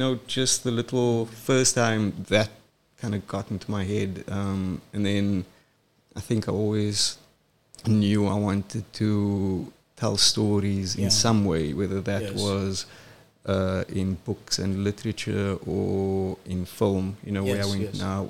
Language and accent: English; Cape Town, Western Cape, South Africa; also born or lived in KwaZulu-Natal; I'm from Cape Town. I grew up in Crawford.